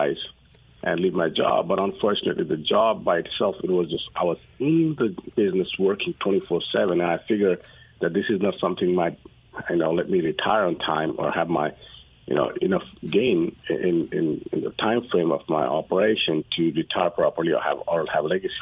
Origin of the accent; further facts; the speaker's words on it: Nepal; moved away as an adult; now in Dallas, United States; I'm originally from Nepal. I came to U.S. from my undergrad